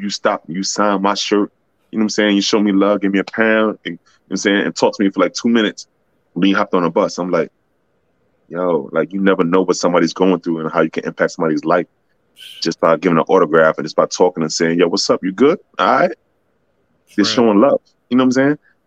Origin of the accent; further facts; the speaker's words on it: New York City, New York, United States; I'm a kid from Parkchester